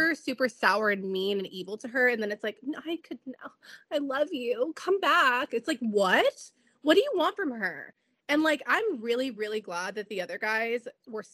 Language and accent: English; San Diego, California, United States; that's my hometown